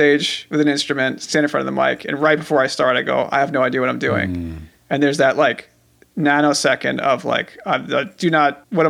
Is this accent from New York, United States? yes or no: yes; Long Island, New York, United States; I'm from Long Island